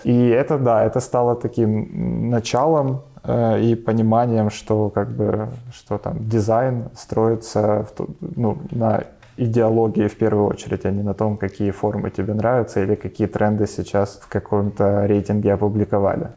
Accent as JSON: {"language": "Russian", "town": "Kharkiv", "region": "Kharkiv Oblast", "country": "Ukraine", "said": "я сам э, из Харькова"}